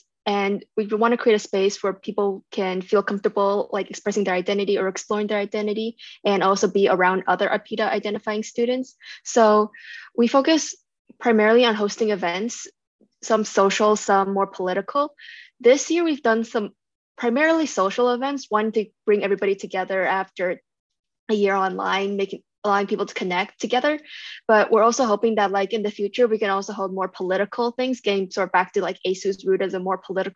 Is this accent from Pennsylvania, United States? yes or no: no; Bay Area, California, United States; moved away as an adult; now in Claremont, United States; I'm from the Bay Area, it's predominantly Asian